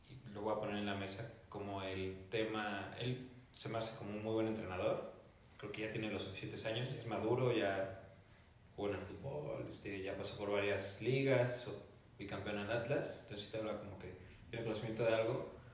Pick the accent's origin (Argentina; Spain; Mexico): Mexico; como mexicano, un entrenador mexicano